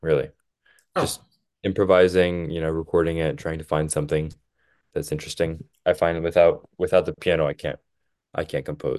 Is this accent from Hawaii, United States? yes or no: no; outside Philadelphia, Pennsylvania, United States; also born or lived in Boston, Massachusetts; So I was born in Boston, and I lived in Boston for about 5 years, and then I moved to Pennsylvania. I lived like outside Philly